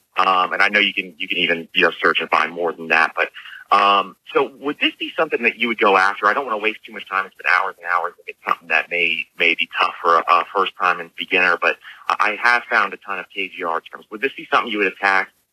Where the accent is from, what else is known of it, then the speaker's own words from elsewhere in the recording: Tampa, Florida, United States; I'm actually from Tampa, Florida